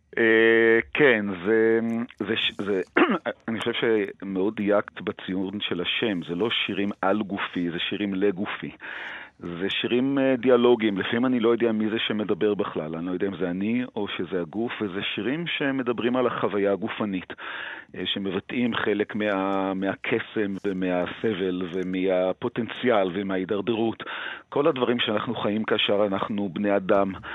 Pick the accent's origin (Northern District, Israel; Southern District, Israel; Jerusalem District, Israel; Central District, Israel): Jerusalem District, Israel; Jerusalem; בתור מי שגדל בירושלים